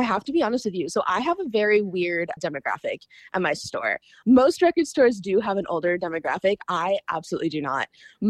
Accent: Kentucky, United States; now in Buffalo, Minnesota, United States; I'm originally from Kentucky.

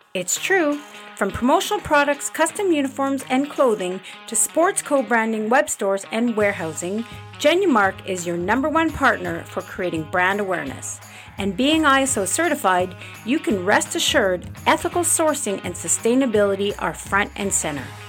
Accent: Montreal, Quebec, Canada; moved away as an adult; now in Calgary, Canada; I'm originally from Montreal

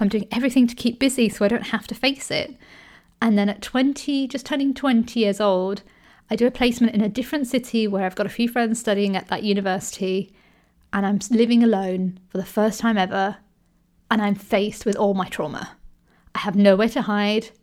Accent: United Kingdom; I grew up in the U K, And I'm Indian, but also I'm British

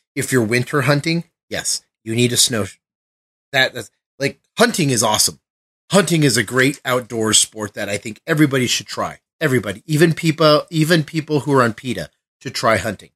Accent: Colorado, United States; I'm from Colorado.

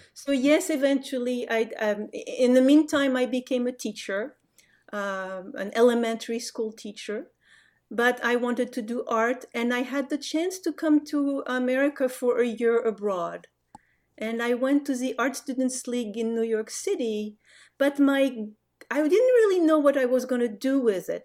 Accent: France; English is a second language; moved away as an adult; also born or lived in Casablanca, Morocco; now in United States; My family, um, moved back to France when I was five. So the, the, the, my growing up is really a French growing up.

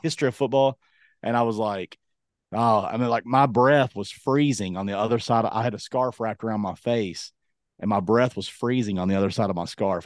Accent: Kentucky, United States; moved away; I'm from Kentucky.

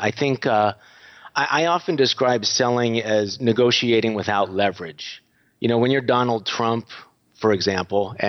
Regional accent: United States; moved away as an adult; now in Budapest, Hungary; You may notice from my voice that I'm not sounding very Hungarian. I am American, but I moved over here about a dozen years ago.

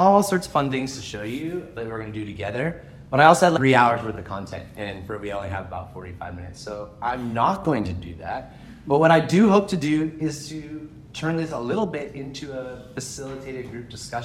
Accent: California, United States; moved away as an adult; now in Canada; I grew up in California. I moved here to Canada to go to university

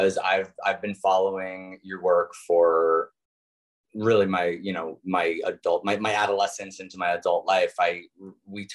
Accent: New York City, New York, United States; As a New Yorker

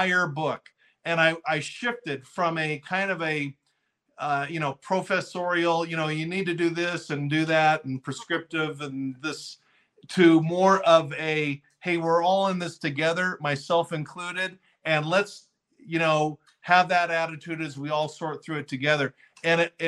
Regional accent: Fullerton, California, United States; I grew up in Fullerton, a little town in Southern California

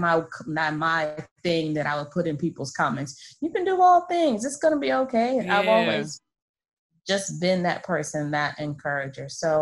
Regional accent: Florida, United States; now in Maryland, United States; I'm a brat. I'm from Florida. I'm a military brat, but I've been living here in Maryland for about 11 years now.

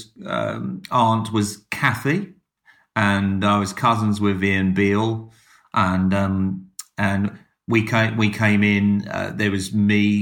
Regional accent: Dartford, South East England, United Kingdom; I come from Dartford, which is about an hour and a half up the motorway.

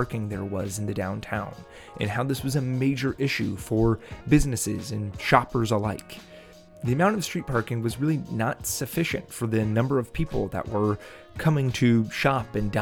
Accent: Hinsdale, Illinois, United States; I grew up in Hinsdale and have watched it change and grow as a village over the past 25 years that my family has

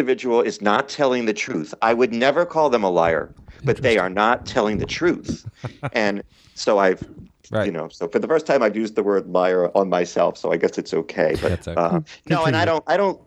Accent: Philadelphia, Pennsylvania, United States; also born or lived in Montgomery County, Pennsylvania; I'm from Philly

